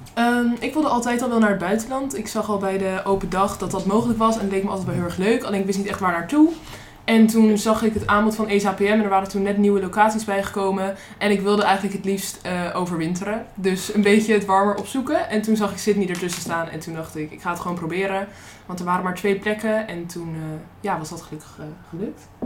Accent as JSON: {"language": "Dutch", "country": "Netherlands", "said": "ik uit Nederland kwam en dat dat zo ver weg was"}